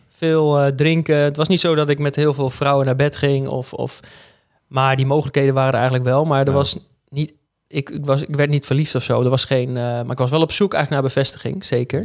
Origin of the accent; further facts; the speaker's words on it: Hengelo, Overijssel, Netherlands; moved away as an adult; also born or lived in Arnhem; now in Groningen, Netherlands; geboren in Arnhem en opgegroeid in Hengelo. Dus Ik oh. ben eigenlijk een tukker